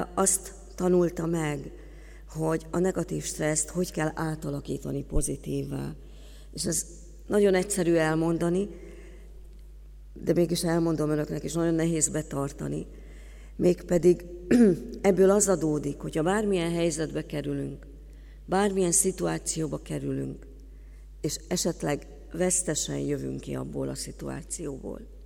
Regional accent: Hungary; mint magyar állampolgárok

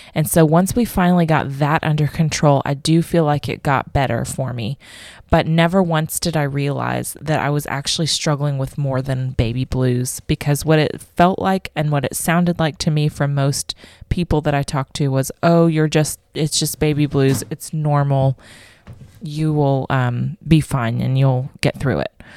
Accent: Vero Beach, Florida, United States; moved away as an adult; also born or lived in Tennessee; now in Australia; I am originally from Vero Beach, Florida

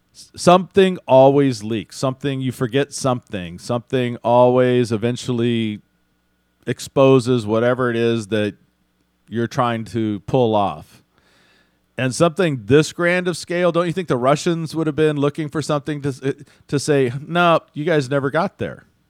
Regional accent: Houston, Texas, United States; I grew up in Houston

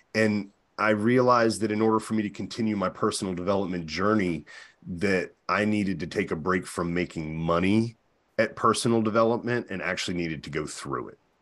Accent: Virginia, United States; now in New Hampshire, United States; I'm from Virginia, but I live in New Hampshire

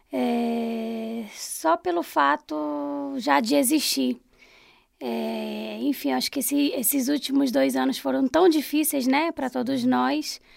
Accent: Belém, Pará, Brazil; moved away as an adult; now in Brasília, Brazil; Nasci em Belém, é, vim para Brasília, eu tinha 19 anos

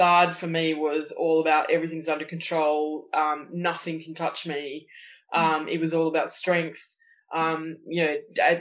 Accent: Tasmania, Australia; I grew up in Tasmania, which is it's sort of a small island at the bottom of Australia

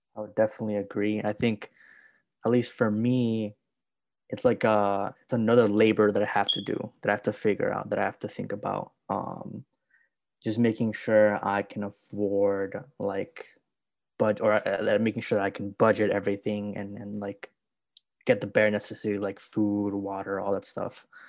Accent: Chicago, Illinois, United States; I'm from Chicago

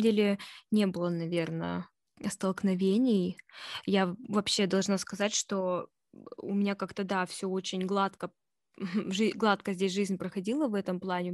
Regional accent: Russia; moved away; я из России

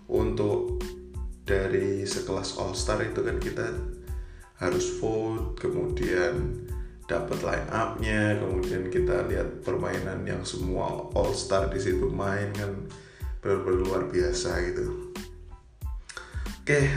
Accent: Yogyakarta, Special Region of Yogyakarta, Indonesia; born there; kemudian tentu saja tim dari kota kelahiran saya Bima, uh, Bima Perkasa Jogja itu masih bermain juga.

